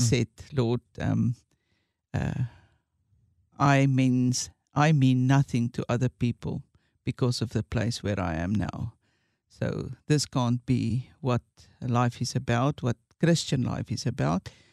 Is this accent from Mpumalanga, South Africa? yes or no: yes; Witbank, Mpumalanga, South Africa; went back to my hometown, and that's Witbank